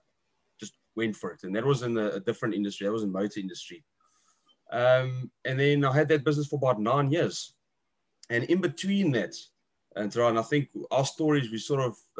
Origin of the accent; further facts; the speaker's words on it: Port Elizabeth, Eastern Cape, South Africa; also born or lived in Durban; I'm from the Windy City, Port Elizabeth, down in the south. I grew up here from Port Elizabeth